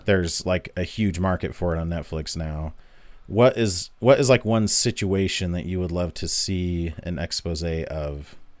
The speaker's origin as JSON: {"language": "English", "region": "Utah", "country": "United States", "tie": "born or raised there", "said": "growing up in Utah"}